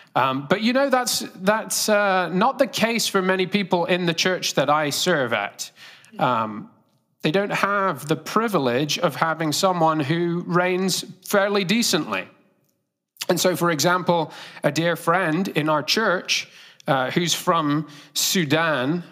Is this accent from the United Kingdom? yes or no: yes; United Kingdom; accent: British; moved away; I, uh, am from Great Britain. If you can't guess my accent, it's not Australian, it's British.